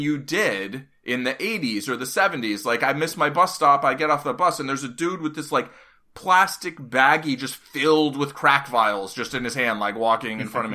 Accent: New York City, New York, United States; moved away as an adult; I grew up in Hell's Kitchen in the eighties and lived there until two, two thousand ten

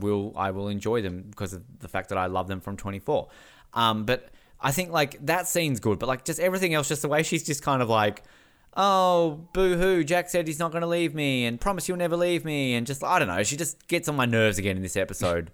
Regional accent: Australia; as an Australian

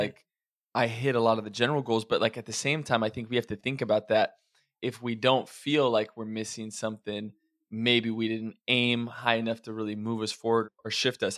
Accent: Oregon and Idaho, Pacific Northwest, United States; I grew up a lot of my childhood was in Oregon and Idaho

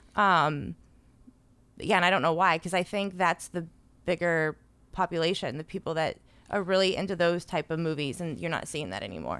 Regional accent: South Florida, United States; I went to a Christian school growing up in South Florida

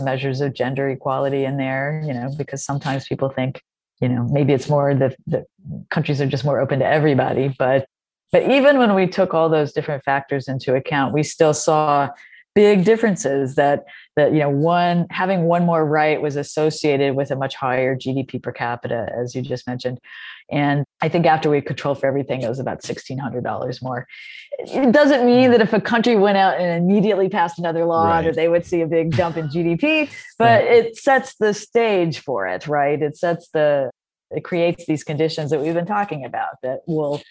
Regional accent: North Carolina, United States; I'm from North Carolina

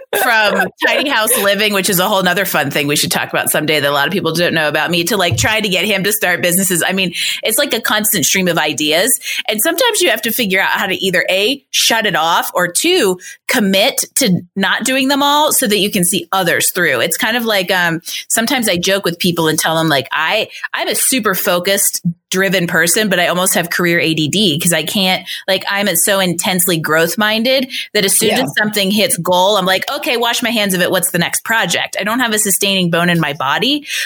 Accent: Pennsylvania, United States; moved away as an adult; also born or lived in Boston; now in Colorado, United States; I'm from Pennsylvania and then I lived in Boston

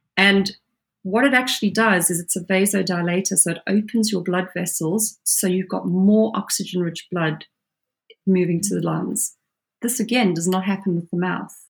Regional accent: South Africa; now in United Kingdom; I grew up as a child in South Africa

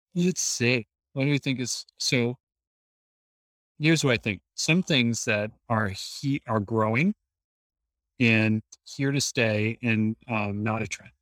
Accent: Boston, Massachusetts, United States; In Boston, Massachusetts

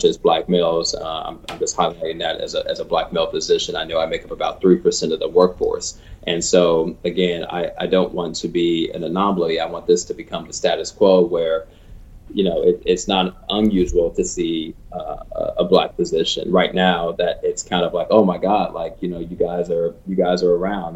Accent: Chicago, Illinois, United States; my hometown of Chicago

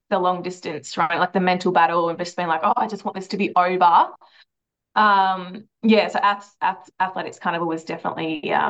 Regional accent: Flinders Island, Tasmania, Australia; So I actually grew up on a small remote island in the middle of the Bass Strait, Flinders Island. So I grew up there.

